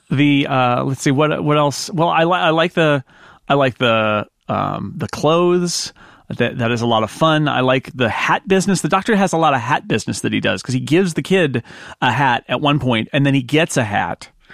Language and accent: English; United States; as an American watching this